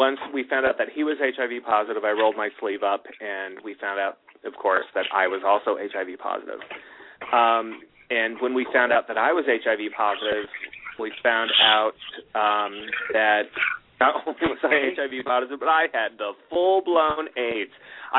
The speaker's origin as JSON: {"language": "English", "town": "Los Angeles", "region": "California", "country": "United States", "said": "Where are you from? Southern California. Oh, Los Angeles. Yes, that's where I'm from."}